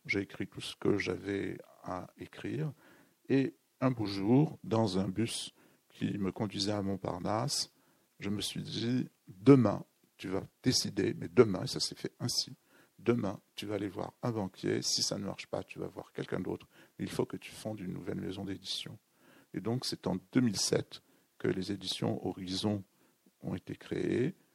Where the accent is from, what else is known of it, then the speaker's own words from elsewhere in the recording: Béchar, Béchar Province, Algeria; moved away; mon enfance au Sahara